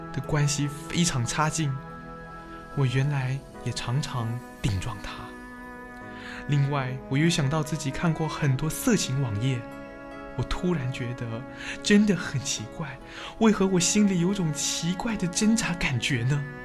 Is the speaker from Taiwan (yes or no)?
no; Hong Kong; 我生于香港一个简单的家庭，父亲是个勤奋的司机，赚钱供养一家的需要